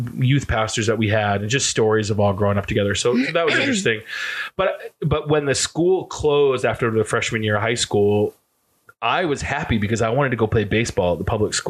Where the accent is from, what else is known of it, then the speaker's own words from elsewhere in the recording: Fairfield, Maine, United States; But yeah, so I grew up in Central Maine.